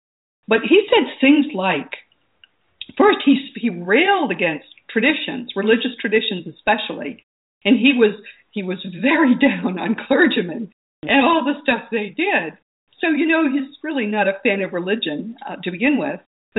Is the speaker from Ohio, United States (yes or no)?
no; Missouri, United States; I mean, I'm from Missouri. You got to show me.